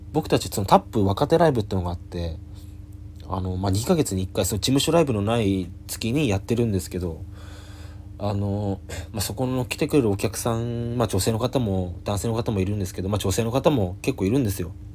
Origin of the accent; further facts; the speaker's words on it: Yamagata, Japan; 僕は山形出身なんですよ